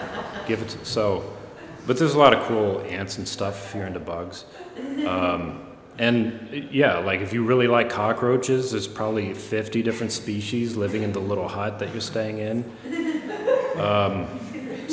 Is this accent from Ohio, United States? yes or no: yes; Gahanna, Ohio, United States; I grew up in Gahanna, so that meant Friendship Park, the end of our street